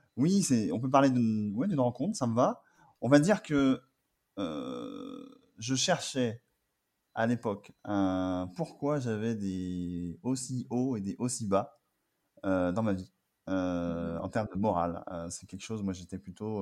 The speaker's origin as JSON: {"language": "French", "town": "Angers", "region": "Pays de la Loire", "country": "France", "tie": "born or raised there", "also_born_or_lived": "Paris", "moved": "as an adult", "said": "je suis d'Angers et à partir à Paris. Et donc, euh, après mon bac, je suis parti euh, à Paris"}